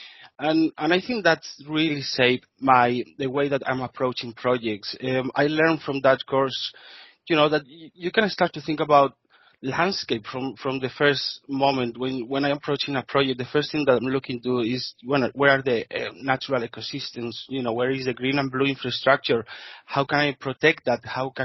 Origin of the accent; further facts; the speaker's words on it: Spain; accent: Spanish; English is a second language; moved away as an adult; now in Brisbane, Australia; I'm Spanish, as you can say for my accent.